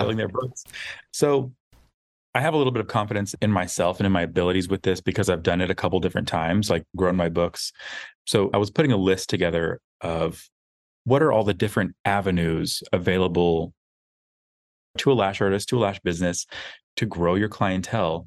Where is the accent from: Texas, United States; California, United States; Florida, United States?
Texas, United States; outside of Austin, rural; We grew up outside of Austin where it was very small, very conservative